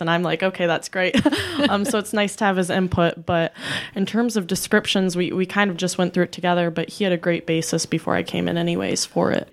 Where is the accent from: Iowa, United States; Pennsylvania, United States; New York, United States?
Iowa, United States; Bellevue; moved away as an adult; also born or lived in Kewanee, Illinois; I grew up in Bellevue, Iowa, and I was raised in a big family